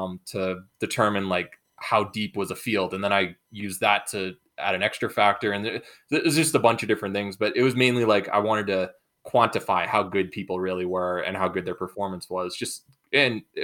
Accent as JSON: {"language": "English", "region": "New England", "country": "United States", "tie": "born or raised there", "said": "I grew up in New England."}